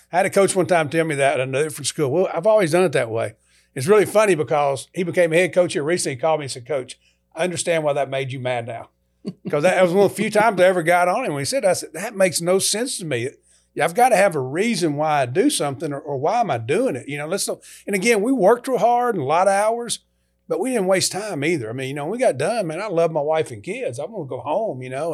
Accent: Kentucky, United States; moved away; also born or lived in LaGrange, Georgia; go to the University of Kentucky, coach in S E C, my home state.

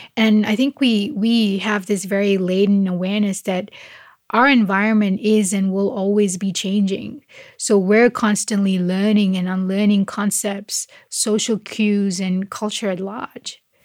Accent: Malaysia; now in Australia

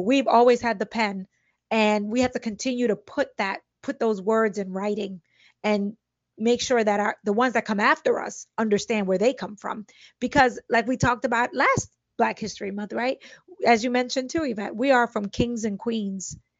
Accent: Brooklyn, New York, United States; I grew up in Brooklyn in a Spanish and, or Latino and Black neighborhood

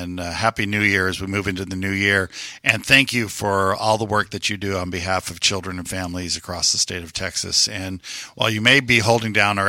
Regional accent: Puerto Rico; also born or lived in New York City; now in Houston, United States; I grew up in Puerto Rico

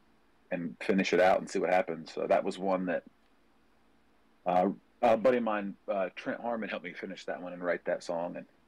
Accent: Ohio, United States; moved away as an adult; also born or lived in Fairmont, West Virginia / Parkersburg, West Virginia; now in Nashville, United States; I live in Nashville. Yeah, I live in Nashville, but I was born in West Virginia, and I grew up in Ohio. I've only been in Nashville for about 2 years now.

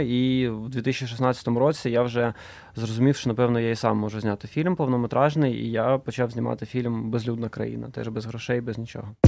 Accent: Donetsk, Donetsk Oblast, Ukraine; moved away as an adult; Я тоді ще жив е, в Донецьку, звідки я родом

